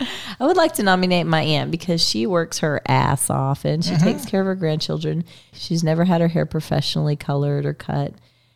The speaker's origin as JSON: {"language": "English", "region": "Texas", "country": "United States", "said": "And I'm from Texas. Shout out to Texas, Jeremy."}